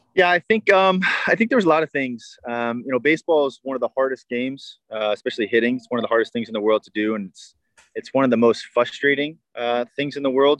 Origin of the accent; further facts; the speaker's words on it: Tampa, Florida, United States; born and raised in Tampa. I was the hometown kid.